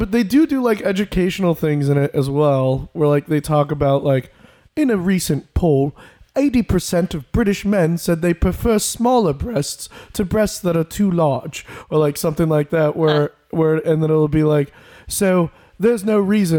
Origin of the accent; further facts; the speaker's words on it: Portland, Oregon, United States; moved away; Oh, yeah. I grew up in Portland.